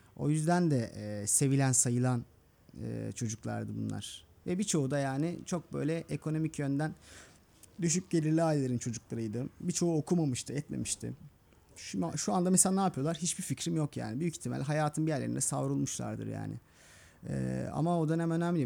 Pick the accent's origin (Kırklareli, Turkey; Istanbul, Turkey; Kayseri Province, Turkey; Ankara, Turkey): Istanbul, Turkey; Mecidiyeköy'de büyüdüm. Gülbağ'da